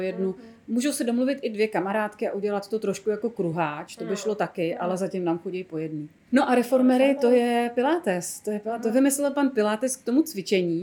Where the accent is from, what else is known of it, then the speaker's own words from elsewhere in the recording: Bohemia, Czechia; also born or lived in Prague; tady u nás v Čechách